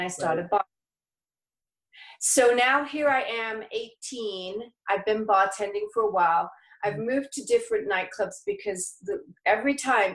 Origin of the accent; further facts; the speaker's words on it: England, United Kingdom; moved away as an adult; now in La Quinta, United States; I'm from England. I've been here since I was 19 and I just turned 50 last year.